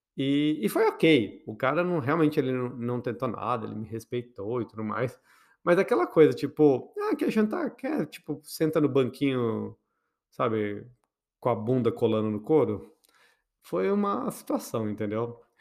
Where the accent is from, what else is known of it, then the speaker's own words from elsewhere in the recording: Botucatu, São Paulo, Brazil; quando eu era criança, lá em Botucatu, então imagine uma criança, bichinha, numa cidade pequena